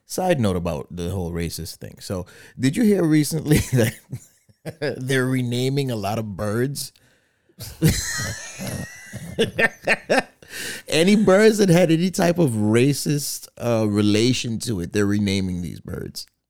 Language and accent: English; Guyana; moved away; I remember growing up in Guyana when I was a, when I was a child